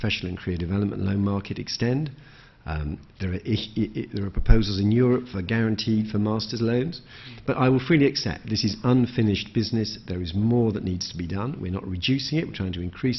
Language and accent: English; Birmingham, West Midlands, United Kingdom; I come from Birmingham